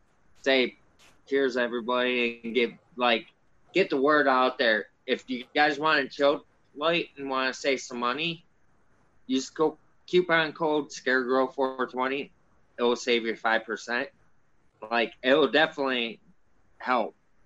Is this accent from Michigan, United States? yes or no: yes; Romeo, Michigan, United States; I grew up in Romeo, Michigan